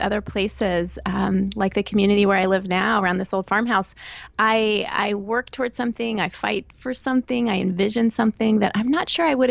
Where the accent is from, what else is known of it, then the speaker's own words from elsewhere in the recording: Texas, United States; moved away as an adult; also born or lived in Northern Virginia / Chicago / Northern Florida; now in southeastern Pennsylvania, United States; I grew up in Texas, and that's where I went to college, met and married my husband